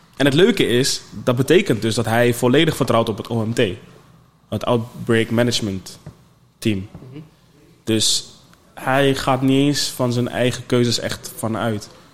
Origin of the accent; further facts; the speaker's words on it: Netherlands; als Nederlander